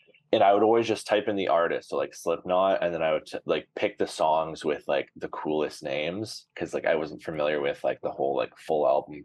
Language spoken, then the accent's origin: English; Brampton, Ontario, Canada; I grew up in Brampton, shout out Flower City